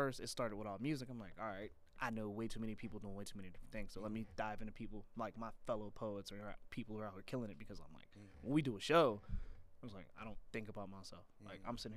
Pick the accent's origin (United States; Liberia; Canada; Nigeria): United States; Pittsburgh, Pennsylvania; I'm from Pittsburgh